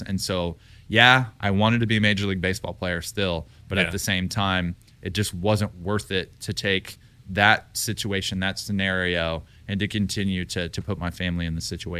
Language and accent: English; Texas, United States; people, you know, didn't necessarily know my background except they knew that I was from Texas.